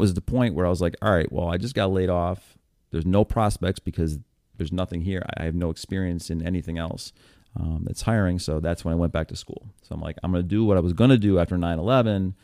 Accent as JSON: {"language": "English", "region": "upstate New York", "country": "United States", "tie": "born or raised there", "also_born_or_lived": "Buffalo / Syracuse / Hoboken / Lancaster", "moved": "as an adult", "said": "I'm from New York State"}